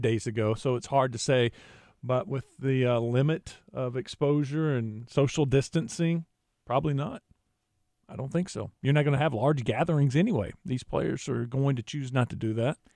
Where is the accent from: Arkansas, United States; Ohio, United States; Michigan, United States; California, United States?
Arkansas, United States; Jacksonville; my hometown in Jacksonville